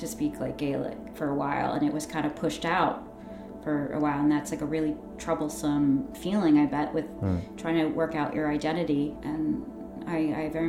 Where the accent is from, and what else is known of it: New York, United States; born or raised there; accent: American; moved away